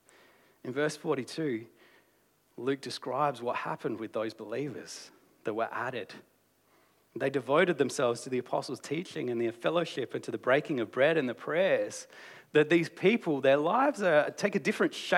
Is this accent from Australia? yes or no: yes; Australia; as an Australian culture